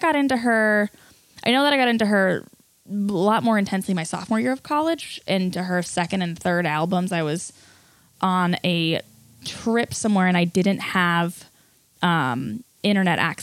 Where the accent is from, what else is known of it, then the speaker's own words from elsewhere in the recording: Ohio, United States; moved away as an adult; now in San Francisco, United States; I'm from Ohio